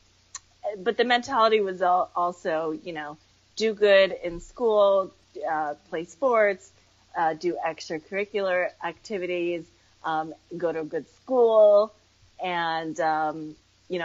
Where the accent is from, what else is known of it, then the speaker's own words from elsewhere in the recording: Connecticut, United States; also born or lived in Queens, New York / Westchester County, New York; I feel more like I grew up in Connecticut